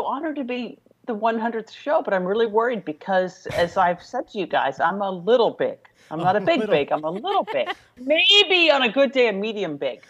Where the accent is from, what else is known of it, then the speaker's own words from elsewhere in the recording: Pittsburgh, Pennsylvania, United States; born and raised in Pittsburgh, Pennsylvania, youngest of five girls and four older sisters